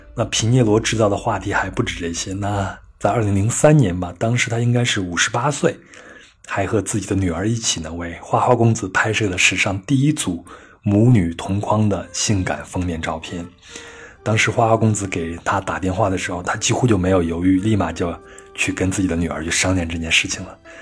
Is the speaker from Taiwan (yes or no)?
no; China; 就像我们中国人也不是每一顿都去吃北京烤鸭